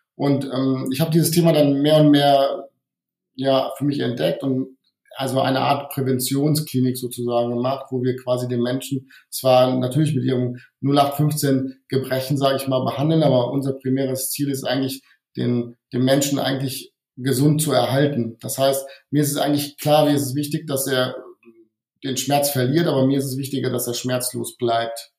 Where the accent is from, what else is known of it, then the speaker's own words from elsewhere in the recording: Wuppertal, North Rhine-Westphalia, Germany; moved away as an adult; also born or lived in Hungary / Giessen / Bonn; now in Bad Neuenahr, Germany; ursprünglich bin ich Ungar, das heißt, ähm, ich bin aber in Deutschland aufgewachsen, ähm, eher im, im Bergischen, also im Wuppertal bin ich aufgewachsen